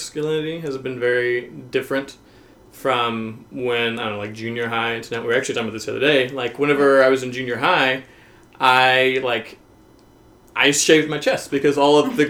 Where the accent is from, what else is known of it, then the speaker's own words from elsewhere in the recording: Arkansas, United States; I'm from the Southern United States, I'm from Arkansas